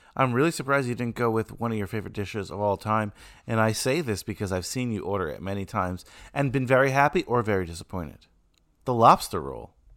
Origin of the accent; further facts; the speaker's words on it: New York, United States; As a New Yorker